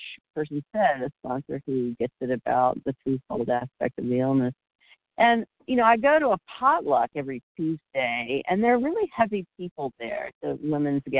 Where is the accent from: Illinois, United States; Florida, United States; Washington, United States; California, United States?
Florida, United States; being really outdoorsy and active growing up in Florida